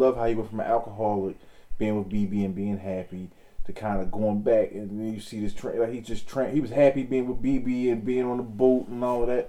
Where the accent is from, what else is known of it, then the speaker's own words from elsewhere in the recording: Baltimore, Maryland, United States; I'm from Baltimore.